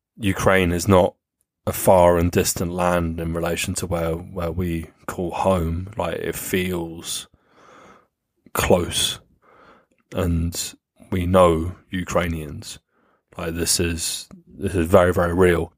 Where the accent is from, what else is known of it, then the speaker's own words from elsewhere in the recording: United Kingdom; as British people